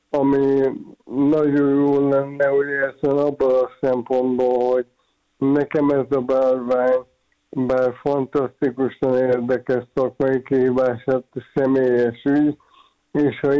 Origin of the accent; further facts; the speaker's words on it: Hungary; Én magyar vagyok, szeretem, szeretek magyar lenni, büszke vagyok rá, szeretek Magyarországon élni.